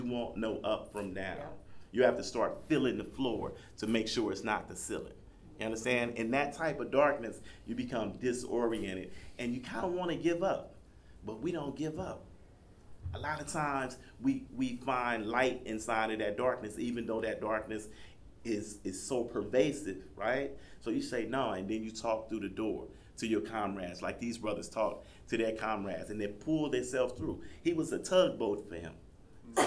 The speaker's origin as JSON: {"language": "English", "town": "Compton", "region": "California", "country": "United States", "tie": "born or raised there", "also_born_or_lived": "Louisiana", "moved": "yes", "said": "I grew up in Compton, California"}